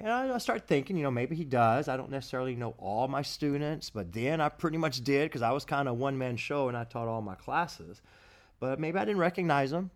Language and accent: English; Abilene, Texas, United States; I was at H E B here, here in my hometown